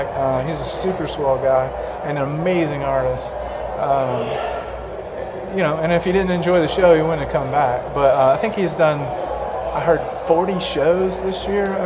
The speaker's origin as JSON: {"language": "English", "region": "West Tennessee", "country": "United States", "said": "I'm from West Tennessee."}